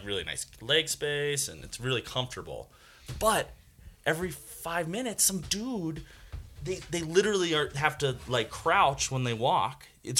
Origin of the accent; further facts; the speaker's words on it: New York, United States; moved away; I'm from New York